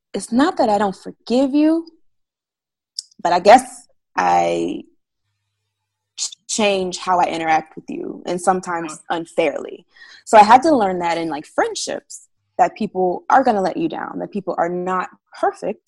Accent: Florida, United States; now in Georgia, United States; I am originally from Florida, been living up in Georgia for the past actually 11 years now

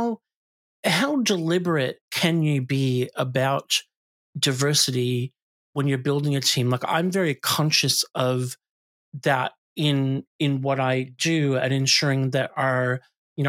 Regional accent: United States; now in Australia; I come from the US

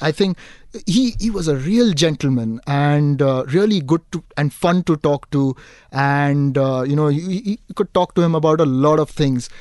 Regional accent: Dubai, United Arab Emirates; now in Mumbai, India; growing up in Dubai

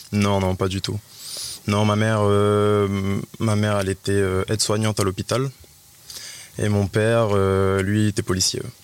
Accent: Nouméa, South Province, New Caledonia; also born or lived in Plum, New Caledonia; j'ai grandi à Ploum, j'ai grandi à Ploum, je suis arrivé sur Nouméa hum, à l'âge de 7 ans. Voilà, hein, je fais l'école, j'habitais à Magenta, j'étais à l'école Albert Perrault, ensuite au collège Porte de Fer

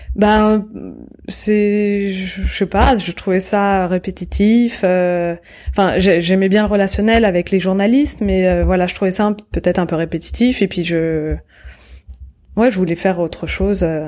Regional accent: Courbevoie, Île-de-France, France; also born or lived in Paris; je suis née en 1980 euh, à Paris et euh, j'ai grandi à Courbevoie, donc et à côté de la Défense

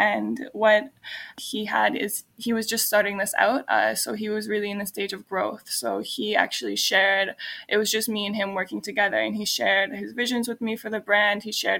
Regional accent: Canada; Since I'm Canadian, I'm only allowed in Europe for 3 months without a visa.

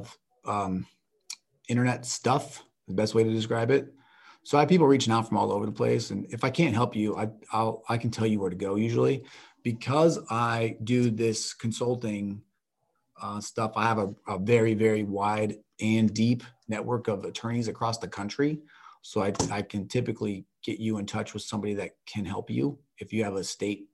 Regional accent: Kansas, United States; moved away; I'm from Kansas

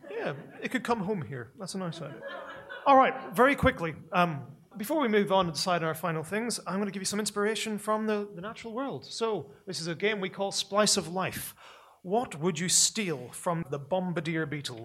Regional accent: Northern Ireland, United Kingdom; I'm a person from Northern Ireland. You can tell by the by the accent, right? And we're the people who turned the word kneecap into a verb

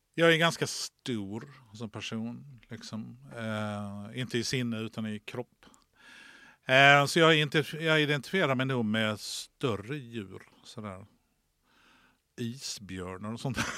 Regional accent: Lund, Skåne, Sweden; som Lundabo

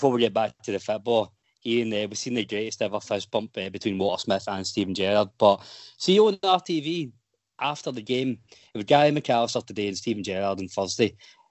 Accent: Scotland, United Kingdom; because we're Scottish

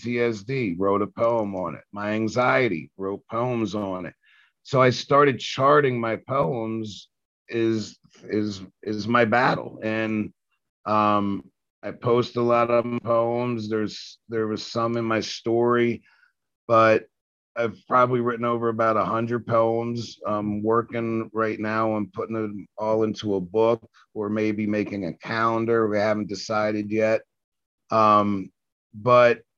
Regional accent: Washington, District of Columbia, United States; I grew up in Southeast DC

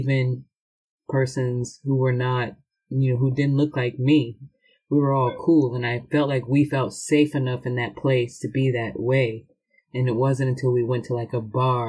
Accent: Round Rock, Texas, United States; I was raised in Round Rock

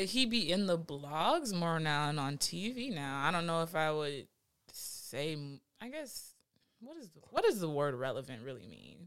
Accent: Los Angeles, California, United States; I'm from West L A. Um, 'cause I went to high school and middle school in West L

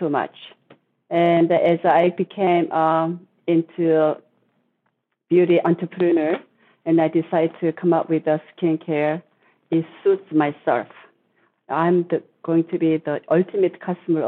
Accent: South Korea; moved away as an adult; now in United States; I was born in Korea. I was living in Korea until I was 21. And then I came to the U.S. to go to college

